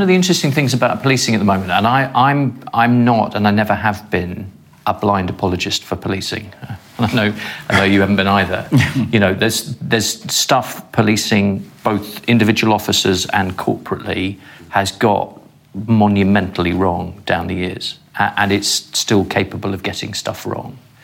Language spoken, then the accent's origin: English; London, United Kingdom; I approach it as a Londoner and as a dad